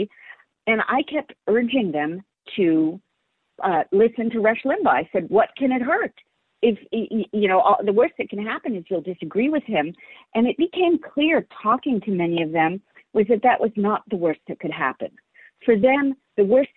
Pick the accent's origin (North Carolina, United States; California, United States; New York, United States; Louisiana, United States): California, United States; San Francisco; I was raised in San Francisco and was part of the San Francisco scene